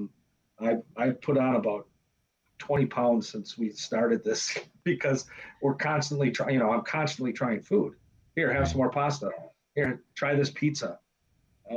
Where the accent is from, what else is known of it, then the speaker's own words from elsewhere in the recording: United States; I grew up on Bellevue and Murray, which is about six blocks away